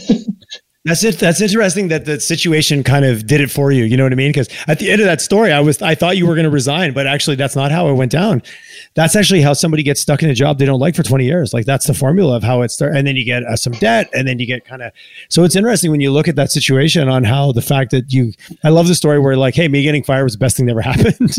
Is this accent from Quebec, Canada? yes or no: yes; Quebec, Canada; now in Calgary, Canada; I grew up in Quebec and now I live in Alberta